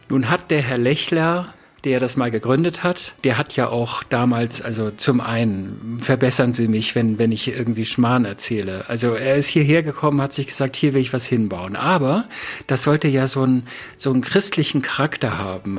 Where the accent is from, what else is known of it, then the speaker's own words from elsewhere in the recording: Northern Germany, Germany; ich komme ja aus dem Norden